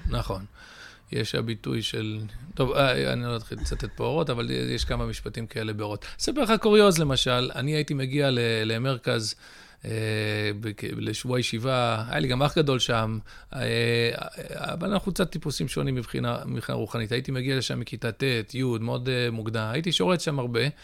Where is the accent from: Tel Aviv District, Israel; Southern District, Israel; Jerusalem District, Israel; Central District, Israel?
Central District, Israel; Ra'anana; also born or lived in United States; נולדתי בארצות הברית לפני 48 שנים. אה, עלינו לארץ בשנת תשמ"ד, שיש קוראים מכנים אותה תשד"מ, שזה 1984. אה, גדלתי ברעננה